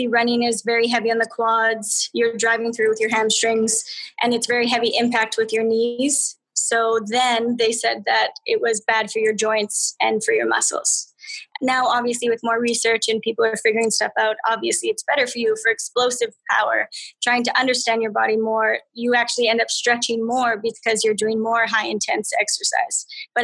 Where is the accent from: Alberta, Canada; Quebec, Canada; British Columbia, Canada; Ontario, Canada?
Alberta, Canada; I'm from Alberta.